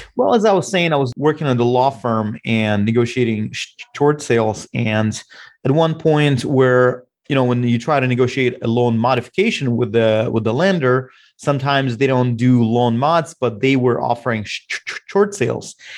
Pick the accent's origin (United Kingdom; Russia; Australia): Russia; now in Bellevue, United States; I'm originally from Russia